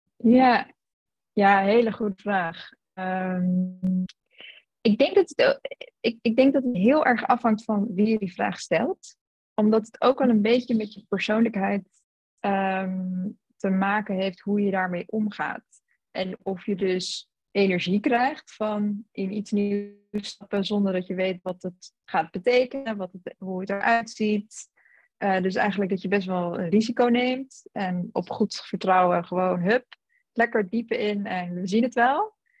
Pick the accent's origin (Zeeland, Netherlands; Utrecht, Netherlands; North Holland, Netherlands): Utrecht, Netherlands; moved away as an adult; also born or lived in South Africa; now in London, United Kingdom; Ik kom uit Utrecht. ik woon nu inderdaad in Londen.